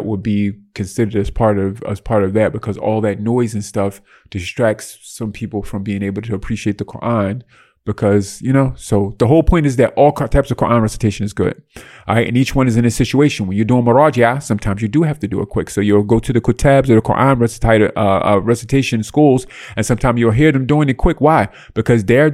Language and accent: English; United States; I'm raised American